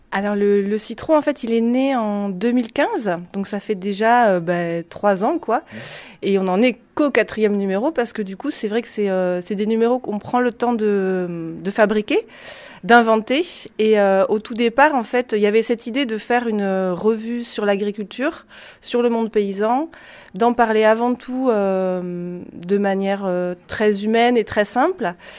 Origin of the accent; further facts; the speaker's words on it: Lot-et-Garonne, Nouvelle-Aquitaine, France; je viens de Lot-et-Garonne